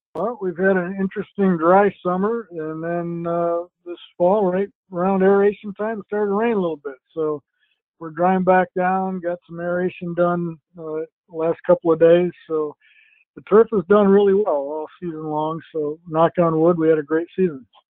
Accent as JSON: {"language": "English", "town": "Traverse City", "region": "Michigan", "country": "United States", "tie": "born or raised there", "also_born_or_lived": "New York State / Maryland", "moved": "as an adult", "lives_now": "Philadelphia area, United States", "said": "my hometown of Traverse City, Michigan"}